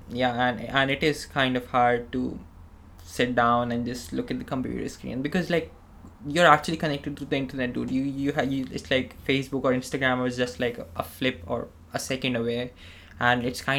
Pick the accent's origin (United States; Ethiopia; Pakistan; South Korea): Pakistan; moved away as an adult; now in Australia; when I came from Pakistan to Australia, I didn't have any friends, any relatives, anyone I knew in Australia. It was just like a new country, new college, new university.